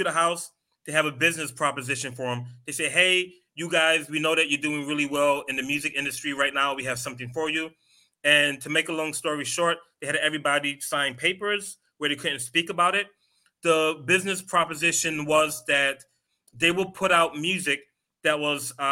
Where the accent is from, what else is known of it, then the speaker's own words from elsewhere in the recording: New York, United States; moved away; also born or lived in Queens / Atlanta / Philadelphia; I'm from New York, lived in Queens, lived in Atlanta